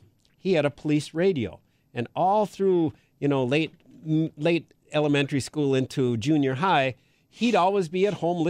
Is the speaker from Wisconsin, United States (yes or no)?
yes; Green Bay, Wisconsin, United States; So years ago, I grew up in Green Bay.